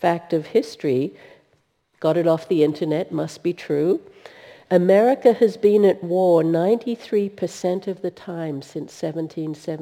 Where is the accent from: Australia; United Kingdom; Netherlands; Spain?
Australia; now in United States; I'm actually from Australia